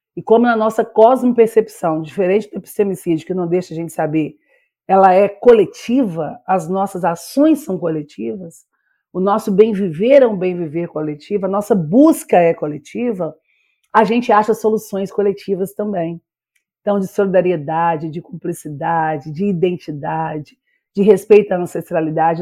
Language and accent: Portuguese; Minas Gerais, Brazil; also born or lived in Bahia / Belo Horizonte; eu sou baianeira, porque eu nasci em Minas, mas morei um tempo na Bahia